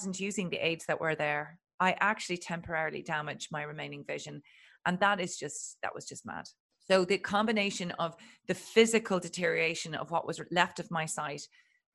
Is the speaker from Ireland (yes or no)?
yes; Ireland; I'm Irish and Catholic